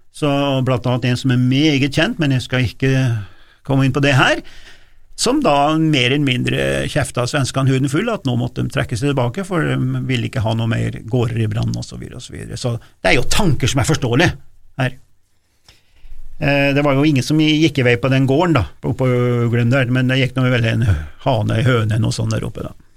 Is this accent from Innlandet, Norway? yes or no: yes; Gudbrandsdalen, Innlandet, Norway; Jeg kommer fra Gudbrandsdalen